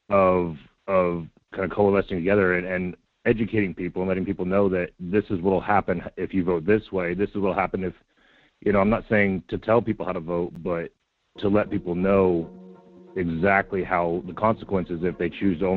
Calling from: Palmer, United States; Hey, Michael. It's … from Palmer.

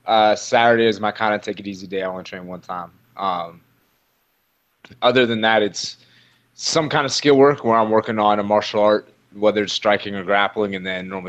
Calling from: Washington, District of Columbia, United States; I'm just hanging out at my home in Washington, D.C. right now.

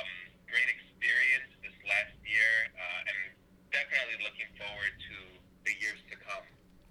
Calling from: Philadelphia, Pennsylvania, United States; I'm calling from Philly.

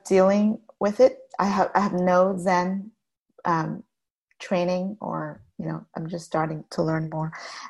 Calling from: Cedar Park, Texas, United States; Austin, well, Cedar Park, Texas.

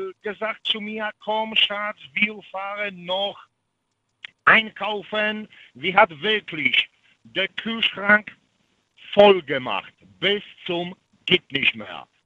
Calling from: Świnoujście, West Pomeranian Voivodeship, Poland; German is a second language; In Swinemünde.

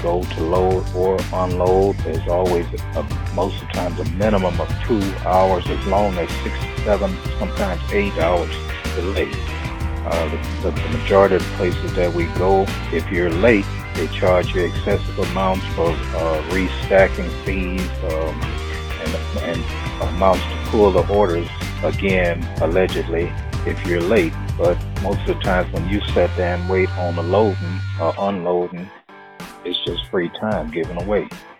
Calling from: Baton Rouge, Louisiana, United States; I'm calling from Baton Rouge, Louisiana.

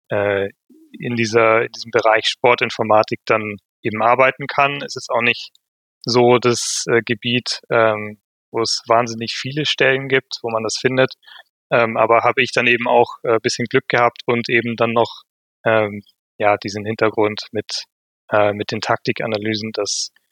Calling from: Vienna, Austria; aus, äh, aus dem sehr schönen Wien

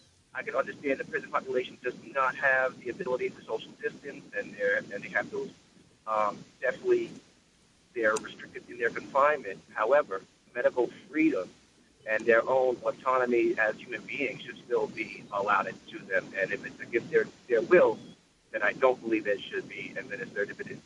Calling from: Long Island, New York, United States; I'm calling from Long Island

